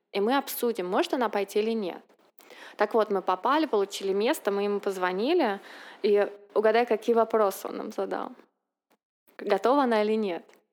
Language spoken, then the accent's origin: Russian; Saint Petersburg, Russia; moved away as an adult; now in United States; мы, как питерская интеллигенция, приехали с чемоданом книг в Америку